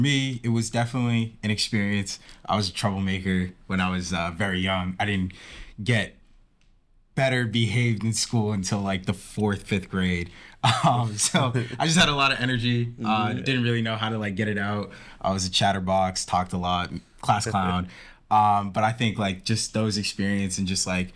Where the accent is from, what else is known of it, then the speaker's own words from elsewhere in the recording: Spencer, Massachusetts, United States; I'm from Spencer, Massachusetts